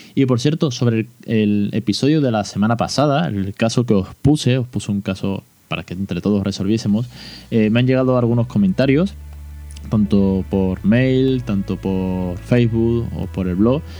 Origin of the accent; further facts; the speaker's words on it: Spain; en España